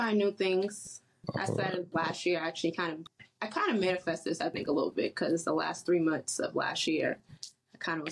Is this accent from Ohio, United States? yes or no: no; Boston, Massachusetts, United States; from Boston, Mass. I originally grew up in Mattapan, Hyde Park.